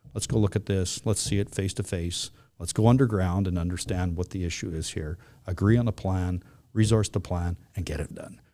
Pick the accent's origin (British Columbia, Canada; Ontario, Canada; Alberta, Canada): British Columbia, Canada; West Vancouver; also born or lived in Flin Flon, Manitoba; I grew up in here in West Vancouver